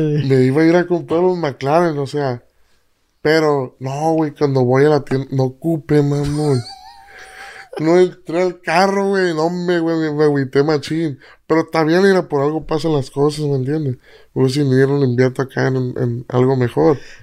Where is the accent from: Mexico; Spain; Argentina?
Mexico; Tomatlán, Jalisco; Yo soy de Tomatlán, Jalisco